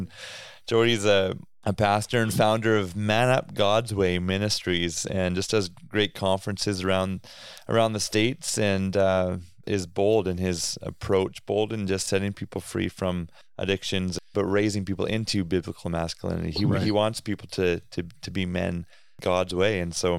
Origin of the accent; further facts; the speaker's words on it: Canada; That's how you know we're Canadian, because Braden says St. Louis.